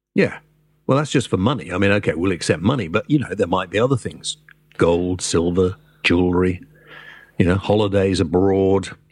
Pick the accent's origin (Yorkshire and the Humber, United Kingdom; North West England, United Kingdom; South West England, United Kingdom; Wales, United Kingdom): Wales, United Kingdom; moved away; I'm a Welshman